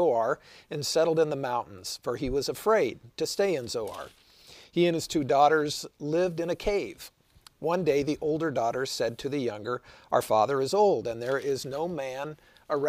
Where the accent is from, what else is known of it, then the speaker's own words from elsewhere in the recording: Wichita, Kansas, United States; my hometown of Wichita